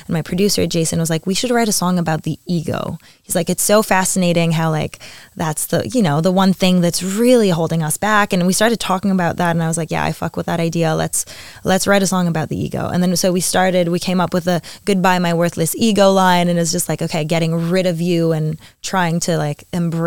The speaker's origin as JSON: {"language": "English", "town": "Montreal", "region": "Quebec", "country": "Canada", "tie": "born or raised there", "moved": "as an adult", "lives_now": "Paris, France", "said": "I had to move out of Montreal. I moved to Paris 8 months ago"}